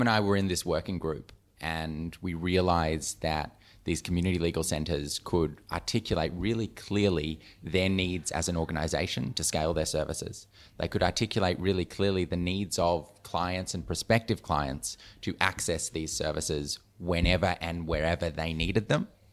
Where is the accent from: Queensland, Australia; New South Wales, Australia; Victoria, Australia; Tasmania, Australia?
Victoria, Australia; Melbourne; I am Melbourne, born and raised